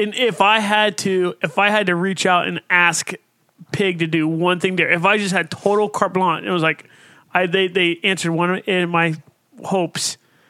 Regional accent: Ohio, United States; maybe this is just growing up in Ohio and going to Cincinnati a lot in my life.

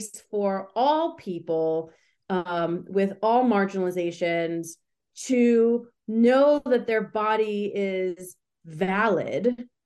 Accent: New York, United States; I'm from New York

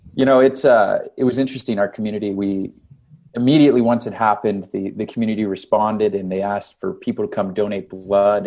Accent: Canada; now in Las Vegas, United States; I'm from Canada.

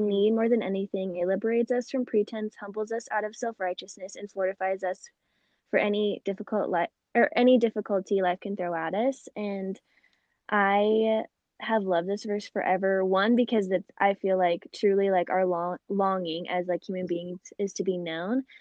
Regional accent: Phoenix, Arizona, United States; I was born and raised in Phoenix, Arizona

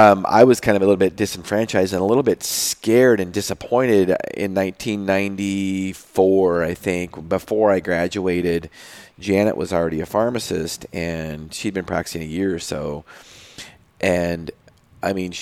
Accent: Moses Lake, Washington, United States; I interned at a small pharmacy in Moses Lake, my hometown

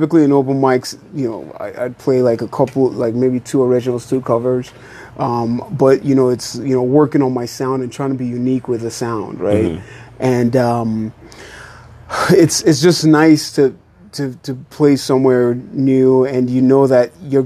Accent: Nigeria; moved away; I was born in Nigeria

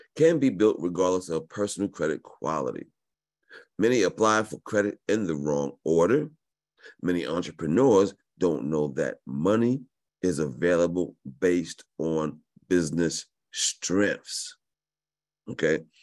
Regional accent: New York, United States; I was born in New York

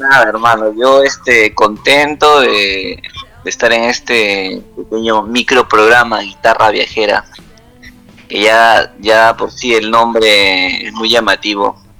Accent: Huancabamba, Piura, Peru; also born or lived in Lima; yo soy de Huancabamba en realidad, yo nací allá, he crecido una parte de mi niñez allá

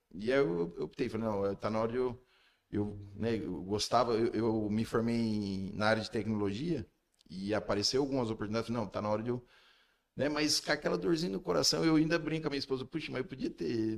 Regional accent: Iporã, Paraná, Brazil; also born or lived in Maringá; eu não nasci em Porã, mas foi como se tivesse nascido

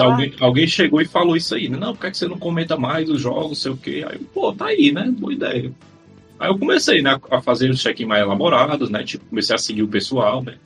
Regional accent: Ceará, Brazil; eu sou do Ceará

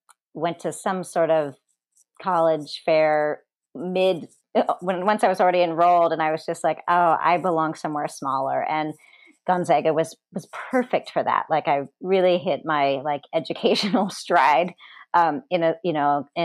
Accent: Marysville, Washington, United States; moved away as an adult; also born or lived in China / Germany / New York; I grew up in Washington State, in a town that used to be small called Marysville.

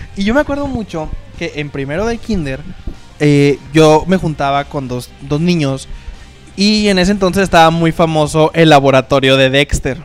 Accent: Mexico; somos mexicanos

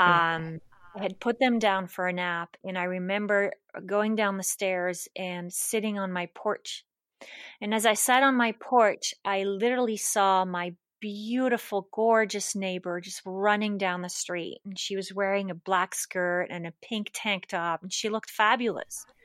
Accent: Switzerland; moved away as an adult; also born or lived in Larchmont, New York / East Coast, United States; now in United States; I was born and raised in Switzerland.

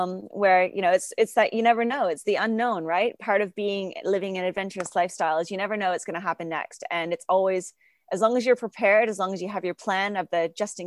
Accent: London, Ontario, Canada; moved away as an adult; now in Western Australia, Australia; We were walking into a pub in my hometown in London, Ontario

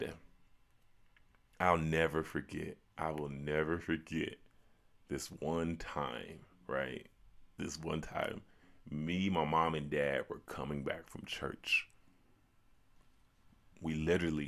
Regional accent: Chicago, Illinois, United States; growing up in 90s, Chicago, growing up in Chicago in the 90s

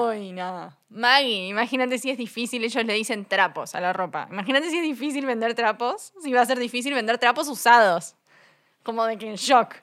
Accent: Uruguay; accent: Uruguayan; moved away as an adult; also born or lived in United States; now in Mexico City, Mexico; yo soy uruguaya, como verán por mi acento. Viví casi 10 años en Estados Unidos

